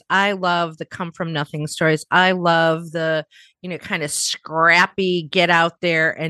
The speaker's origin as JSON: {"language": "English", "town": "Chicago", "region": "Illinois", "country": "United States", "said": "We're both from the Midwest um, in the US. And right, you're you're from the Cleveland area, I'm from the Chicago area."}